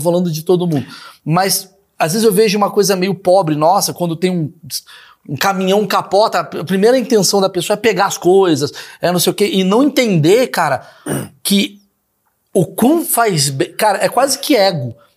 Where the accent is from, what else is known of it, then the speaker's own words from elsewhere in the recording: Brazil; sendo brasileiro